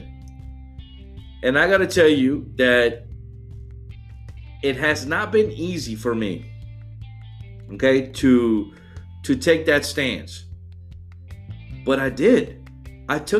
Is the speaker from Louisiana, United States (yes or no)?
yes; New Orleans, Louisiana, United States; now in Atlanta, United States; I live in Atlanta now and I'm from New Orleans, and everybody knew everybody down there in New Orleans